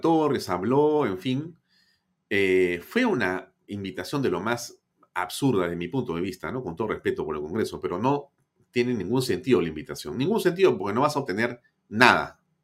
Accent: Peru; así somos los peruanos

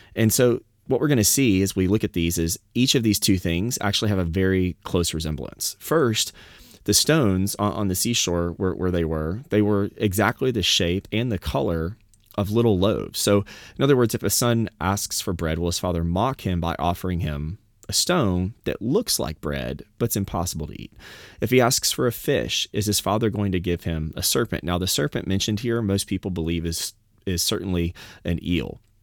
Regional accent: the South, United States; I'm from the South

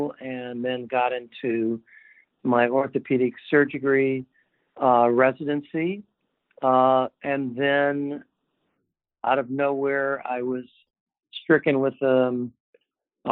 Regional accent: Windsor Hills, California, United States; I grew up actually in Southern California, an area that was called Windsor Hills, California

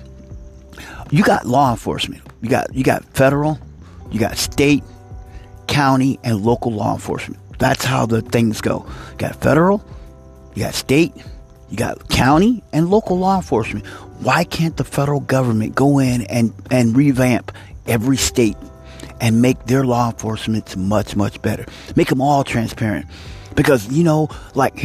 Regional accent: United States; I'm an American

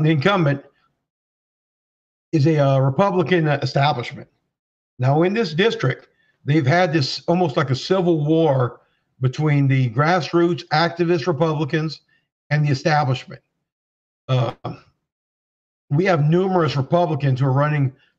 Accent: Louisiana, United States; now in Minnesota, United States; I'm from Louisiana originally. I'm not a local.

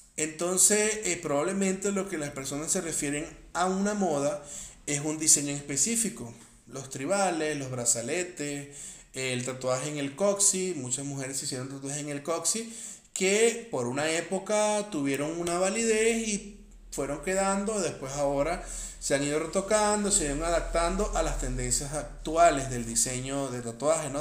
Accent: Venezuela; soy de Venezuela

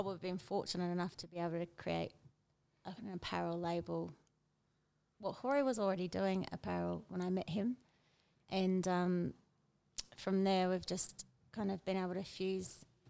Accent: Sydney, New South Wales, Australia; moved away as an adult; also born or lived in Byron Bay, Australia; now in Otaki, New Zealand; My mum lives in Sydney and I grew up in Sydney.

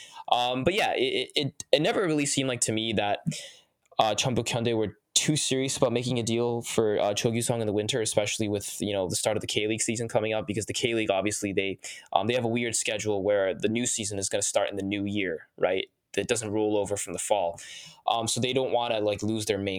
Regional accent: United States; I'm an American. I love my country

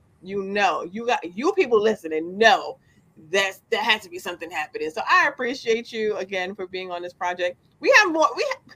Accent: New York City, New York, United States; moved away as an adult; also born or lived in Yonkers; now in Beacon, United States; I've been in the Bronx my entire life

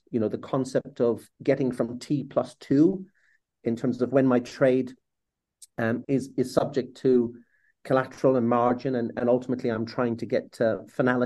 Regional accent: Ireland; as an Irishman

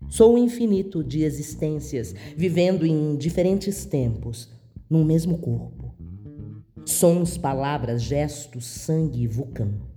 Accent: São Paulo, Brazil; Sou paulistana

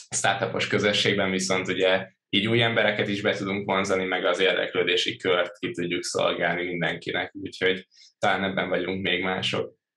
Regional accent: Törökbálint, Pest, Hungary; also born or lived in Budapest; Budapesten születtem, Törökbániton nőttem fel

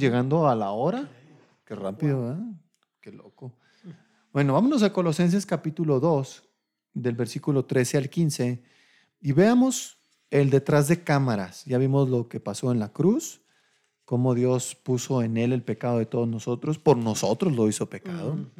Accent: Delicias, Chihuahua, Mexico; moved away; allá en Delicias, mi tierra, mi tierra caliente

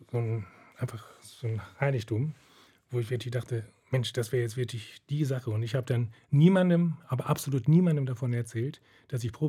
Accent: Detmold, North Rhine-Westphalia, Germany; now in Munich, Germany; Wir waren in Detmold, ich bin in Detmold aufgewachsen, dann dort zu studieren auch und dann eben in Wien und wieder nach Detmold. Und wie ich nach München gekommen bin, das war dann erst, als ich 32 war.

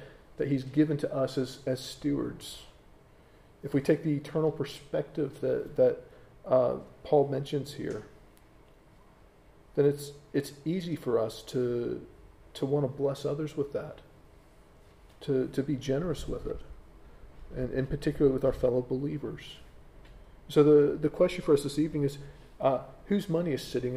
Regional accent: United States; moved away as an adult; now in England; I know I'm an American talking to English people, and I'm half American because I've got my British citizenship now

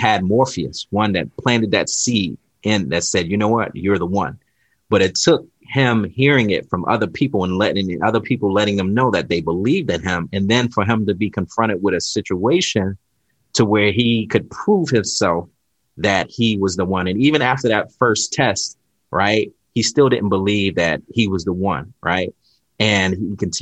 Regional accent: South Carolina, United States; I grew up in South Carolina

